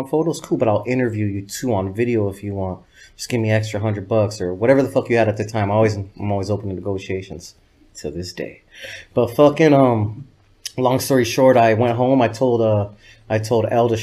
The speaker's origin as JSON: {"language": "English", "town": "Los Angeles", "region": "California", "country": "United States", "tie": "born or raised there", "said": "I grew up in El Sereno, which is the east side of Los Angeles, not to be confused with East LA."}